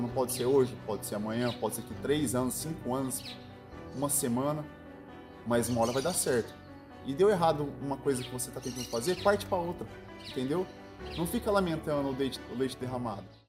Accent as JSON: {"language": "Portuguese", "area": "Piguá", "region": "São Paulo", "country": "Brazil", "tie": "born or raised there", "said": "eu sou natural aqui de Piguá, é interior de São Paulo."}